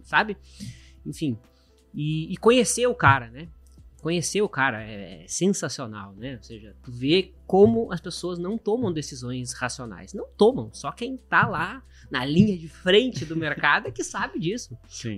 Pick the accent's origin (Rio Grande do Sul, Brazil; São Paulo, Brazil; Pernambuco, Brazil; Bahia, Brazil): Rio Grande do Sul, Brazil; Caxias do Sul; moved away as an adult; also born or lived in Porto Alegre; sou de Caxias do Sul